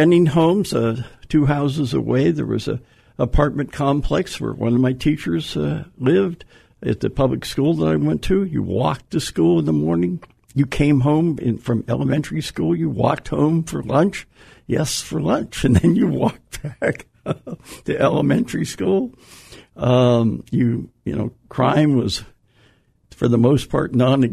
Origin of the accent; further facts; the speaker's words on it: New Castle, Pennsylvania, United States; moved away; also born or lived in New England; I grew up in Newcastle, Pennsylvania. It's a little town north of Pittsburgh